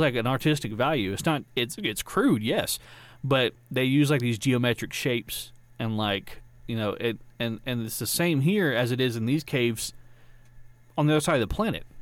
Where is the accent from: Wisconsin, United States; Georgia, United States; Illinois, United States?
Georgia, United States; I'm from Georgia